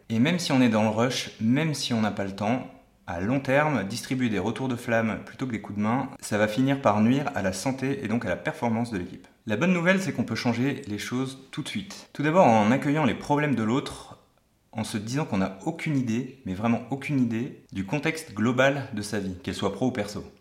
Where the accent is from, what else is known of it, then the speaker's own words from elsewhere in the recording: Portugal; moved away; Quand j'étais petit, j'habitais au Portugal